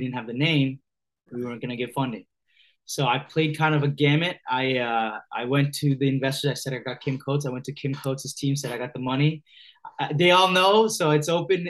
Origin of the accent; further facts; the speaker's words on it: Hamilton, Ontario, Canada; I grew up in Hamilton, Ontario, which is about 45 minutes southwest of Toronto